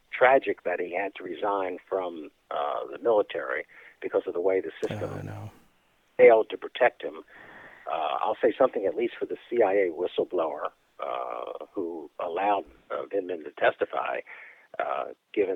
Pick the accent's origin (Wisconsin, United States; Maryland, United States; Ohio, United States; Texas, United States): Maryland, United States; Baltimore; my hometown of Baltimore